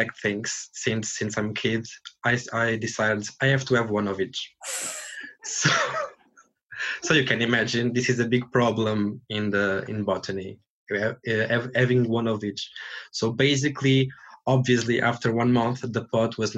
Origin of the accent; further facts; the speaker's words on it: Portugal; now in Dublin, Ireland; I'm from Portugal.